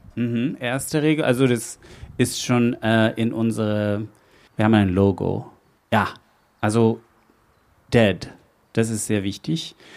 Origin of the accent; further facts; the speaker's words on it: Netherlands; ich komme aus Holland.